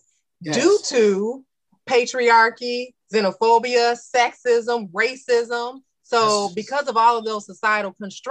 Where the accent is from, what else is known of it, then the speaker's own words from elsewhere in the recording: Chicago, Illinois, United States; we're from Chicago